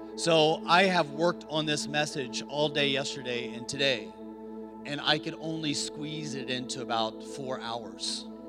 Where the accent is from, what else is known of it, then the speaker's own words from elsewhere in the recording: Montpelier, Indiana, United States; moved away as an adult; now in China; Most people have never heard of a little small town in northern Indiana called Montpelier, Indiana.